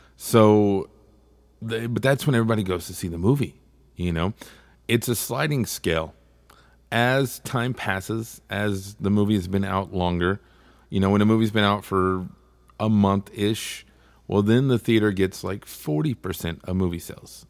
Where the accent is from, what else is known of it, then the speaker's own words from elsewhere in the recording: Texas, United States; I'm from Texas